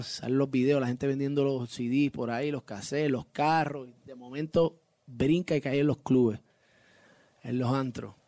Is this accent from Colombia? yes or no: no; Puerto Rico; Yo obviamente salgo de Puerto Rico, vivo, nací y criado en Puerto Rico, orgulloso de ser puertorriqueño